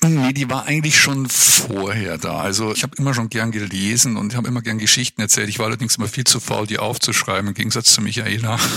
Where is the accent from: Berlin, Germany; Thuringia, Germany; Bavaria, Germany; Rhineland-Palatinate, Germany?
Bavaria, Germany; Munich; now in Würzburg, Germany; ich bin eigentlich Münchner